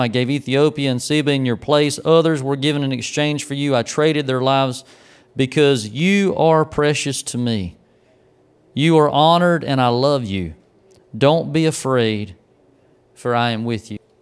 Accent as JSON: {"language": "English", "town": "Grays Creek", "region": "North Carolina", "country": "United States", "tie": "born or raised there", "said": "growing up in Grays Creek"}